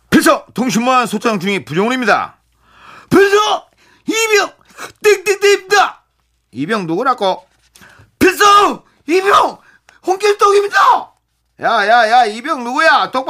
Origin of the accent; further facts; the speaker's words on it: Jeju, South Korea; 저는 제주도 출신으로 1989년 해병대 소위